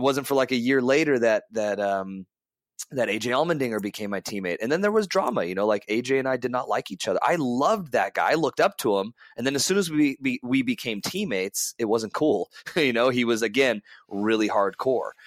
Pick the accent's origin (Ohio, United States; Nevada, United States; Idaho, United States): Nevada, United States; Las Vegas; also born or lived in California; I was born in California, and uh, raised between California and Vegas, but Vegas has been my home almost my entire life